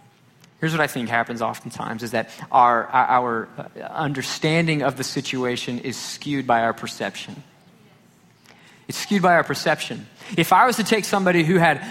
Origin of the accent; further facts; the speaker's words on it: Garland, Texas, United States; growing up here in North Texas, growing up in Garland